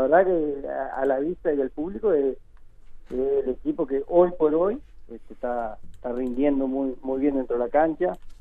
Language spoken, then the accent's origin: Spanish; Uruguay; moved away as an adult; also born or lived in Spain